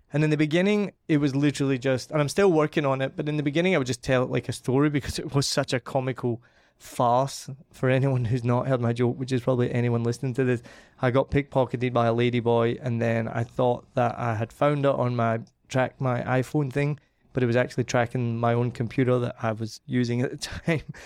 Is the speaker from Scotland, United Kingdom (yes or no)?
yes; Scotland, United Kingdom; being Scottish and from the family I'm from